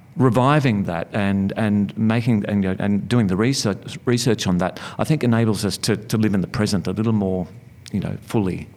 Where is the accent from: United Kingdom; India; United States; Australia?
Australia; Melbourne, Victoria; I grew up in Sunshine in uh, Melbourne's western suburbs